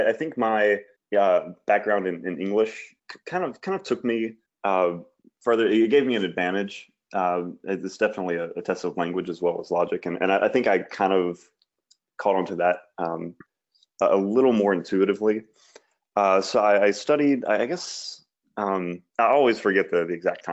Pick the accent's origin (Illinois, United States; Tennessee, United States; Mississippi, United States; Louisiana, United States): Mississippi, United States; I'm from Mississippi, lived my whole life here